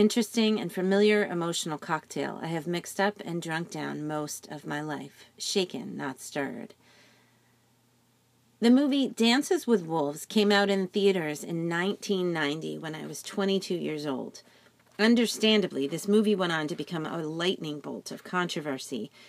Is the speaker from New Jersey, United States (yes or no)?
yes; New Jersey, United States; I'm from New Jersey, and that side of me has deep roots